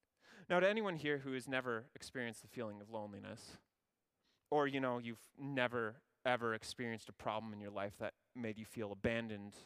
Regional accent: Ontario, Canada; I'm from Ontario

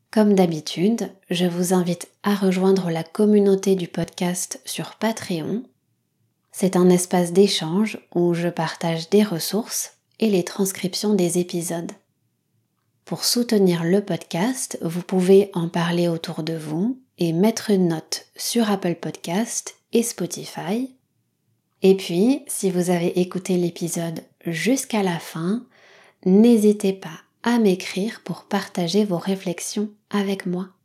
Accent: Nouvelle-Aquitaine, France; Je suis née au Pays basque, j'ai grandi ici, je suis très attachée à cet endroit, et pourtant, je parle pas le basque. D'ailleurs, j'ai pas du tout l'accent de la région.

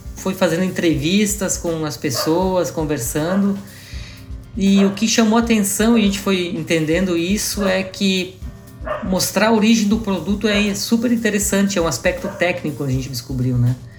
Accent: Garibaldi, Rio Grande do Sul, Brazil; now in Florianópolis, Brazil; sou gaúcho, né? Eu tô morando aqui em Floripa, mas eu sou da serra aí de, de Garibaldi, né? De originado, então eu nasci, cresci aí no interior aí do estado

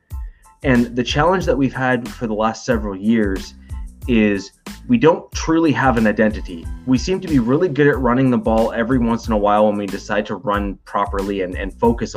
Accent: Canada; as a Canadian

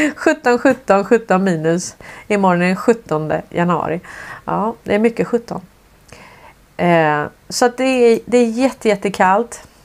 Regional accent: Sweden; som svensk

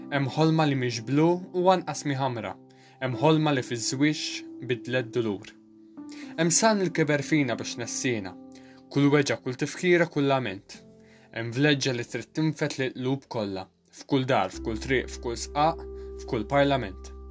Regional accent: Malta

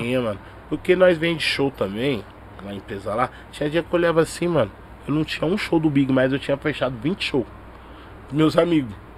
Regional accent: São Paulo, Brazil; eu nasci no Capão. Minha família é toda mineira, tá ligado? Pai, Sim. mãe meus alguns tio também. Meus tio na verdade estão tudo mineiro. Mas eu sou de uma rapaziada que nasceu aqui em São Paulo

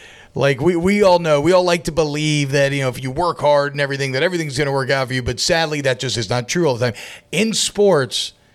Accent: Atlanta, Georgia, United States; Well, I grew up in Atlanta, and I did not say y'all until I got to college, and now I say y'all.

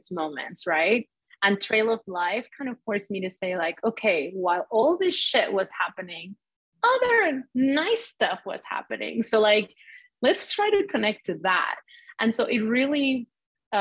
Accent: Mexico; now in United States; I grew up in Mexico where our infrastructure is barely there and it works very differently

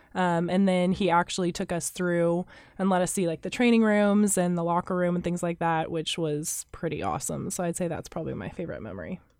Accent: Wichita, Kansas, United States; now in Manhattan, Kansas, United States; I'm from Wichita, Kansas

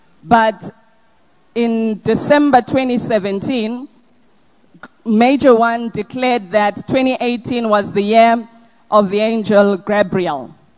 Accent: Durban, KwaZulu-Natal, South Africa; I'm coming from Durban, and my testimony is on behalf of myself and my husband.

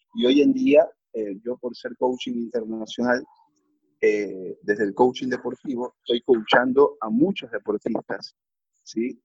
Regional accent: Ecuador; como ecuatoriano

